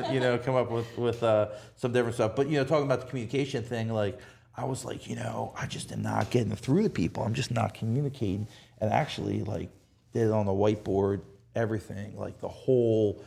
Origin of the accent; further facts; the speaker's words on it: New Jersey, United States; moved away as an adult; also born or lived in Rehoboth, Delaware; now in Dewey Beach, United States; I'm from New Jersey